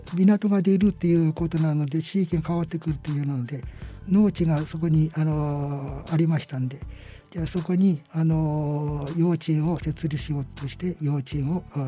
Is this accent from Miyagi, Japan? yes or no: yes; Sendai, Miyagi, Japan; 生まれも育ちも全部中の沼向かっていうところでした